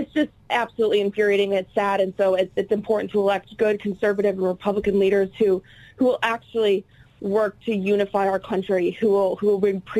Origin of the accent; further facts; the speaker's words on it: Ohio, United States; now in Washington, D.C., United States; I'm based in D.C., but I know I'm originally from Ohio